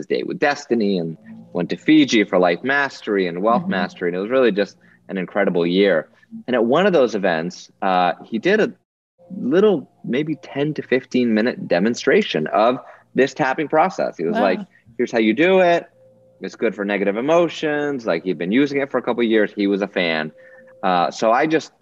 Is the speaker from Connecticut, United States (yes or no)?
yes; Newtown, Connecticut, United States; my hometown of Newtown, Connecticut